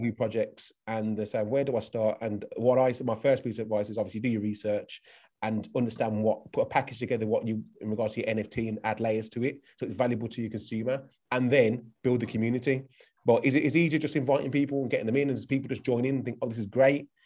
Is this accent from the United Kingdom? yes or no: yes; United Kingdom; I'm from the UK.